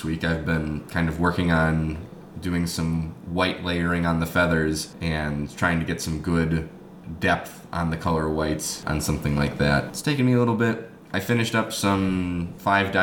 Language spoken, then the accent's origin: English; Chicago suburbs, Illinois, United States; I'm actually from a suburb